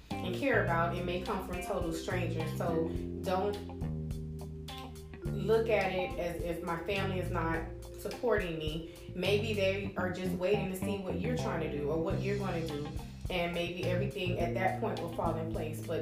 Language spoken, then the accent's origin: English; Miami, Florida, United States; I was born and raised in Miami, Florida. I'm the youngest of four.